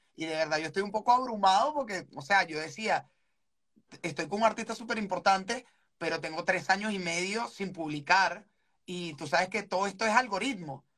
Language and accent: Spanish; Venezuela; yo soy venezolano